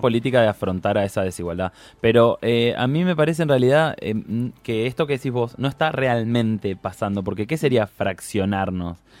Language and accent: Spanish; Paraná, Entre Ríos, Argentina; Yo soy de Paraná Entre Ríos